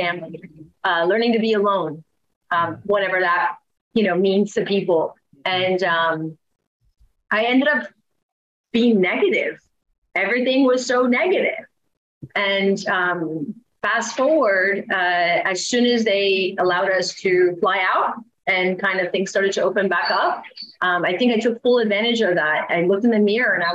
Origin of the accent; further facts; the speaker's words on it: Maryland, United States; moved away as an adult; also born or lived in Rockville, Maryland / Virginia; now in Costa Rica; I grew up in Maryland